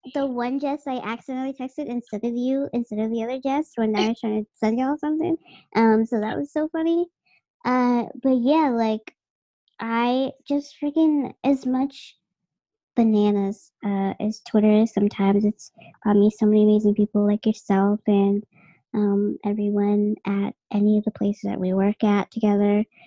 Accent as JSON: {"language": "English", "town": "Boston", "region": "Massachusetts", "country": "United States", "tie": "born or raised there", "said": "born and raised in Massachusetts and or Boston specifically. Dorchester, like you want to get real. Yeah, I'm from Dorchester"}